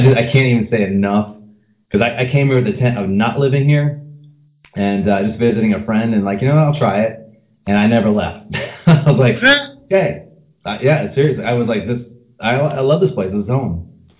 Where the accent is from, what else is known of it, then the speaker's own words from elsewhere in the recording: Gloucester, Virginia, United States; I was from Gloucester, Virginia, which is around Williamsburg area.